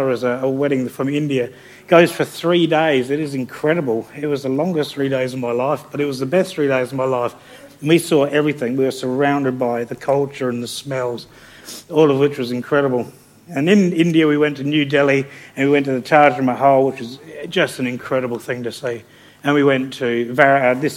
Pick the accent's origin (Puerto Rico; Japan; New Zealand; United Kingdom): United Kingdom; England; now in Australia; I'm not an Australian citizen, I'm a POM. I've got an English passport and I have a visa that says I can return to Australia